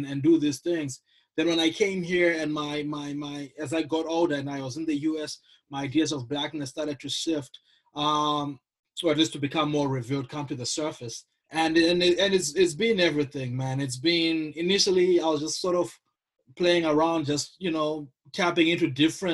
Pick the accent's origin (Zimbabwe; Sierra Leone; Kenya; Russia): Zimbabwe; also born or lived in Midwest, United States; now in Toledo, United States; born and raised in Zimbabwe, been in the US, mainly in the Midwest, since 2006, now teaching at the University of Toledo in Ohio